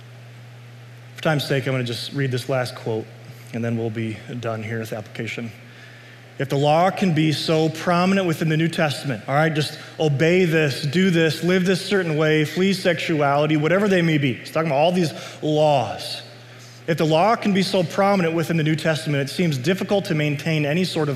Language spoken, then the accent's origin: English; United States; I'm a citizen of the United States. I'm glad I'm an American